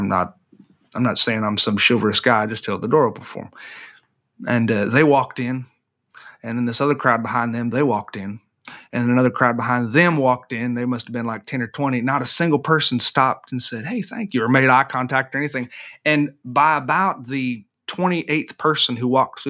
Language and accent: English; the South, United States; growing up in this part of the world